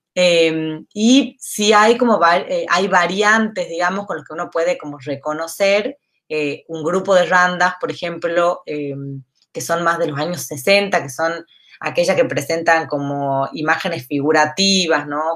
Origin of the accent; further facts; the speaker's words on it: San Miguel de Tucumán, Tucumán, Argentina; soy tucumana. Em, nacido acá en Tucumán, me formé acá en la escuela, en primaria, secundaria, en la universidad